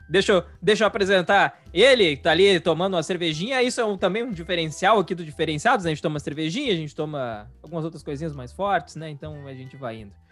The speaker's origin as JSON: {"language": "Portuguese", "region": "Rio Grande do Sul", "country": "Brazil", "said": "a gente é do Rio Grande do Sul"}